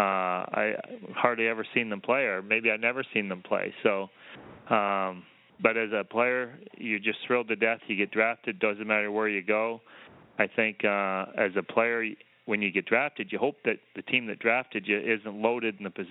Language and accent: English; Canada; moved away as an adult; also born or lived in Los Angeles, United States; I came from maybe smallest town in Canada to the largest city in the U.S.